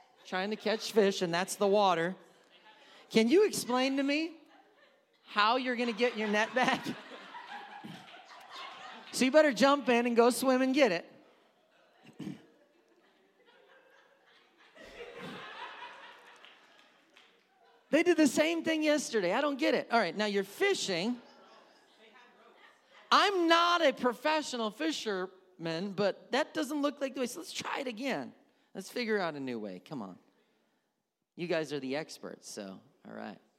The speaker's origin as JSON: {"language": "English", "region": "Wisconsin", "country": "United States", "said": "I'm from Wisconsin"}